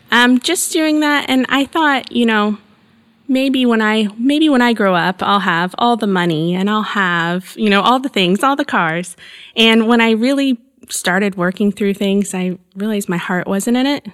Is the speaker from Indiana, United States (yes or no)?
yes; Evansville, Indiana, United States; I was born and raised in Southern Indiana. I'm near Evansville, so right on the Kentucky, Illinois border of Indiana